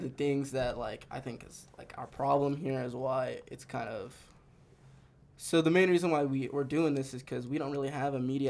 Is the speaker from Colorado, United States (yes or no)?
yes; Denver, Colorado, United States; I grew up in Montbello